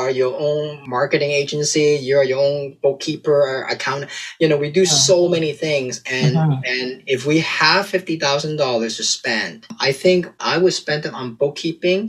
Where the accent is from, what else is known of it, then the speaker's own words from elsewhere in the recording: Canada; we are Canadian, so we have a Canadian website